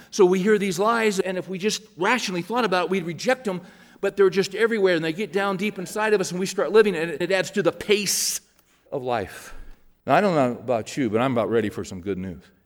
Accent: Bakersfield, California, United States; moved away; we were driving through my hometown, and I was showing my kids where I lived and went to school.

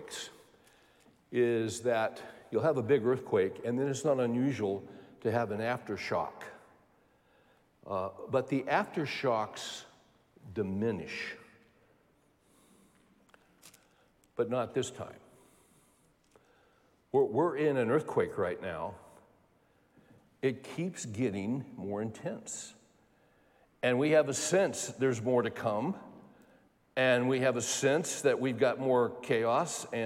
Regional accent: California, United States; growing up in California

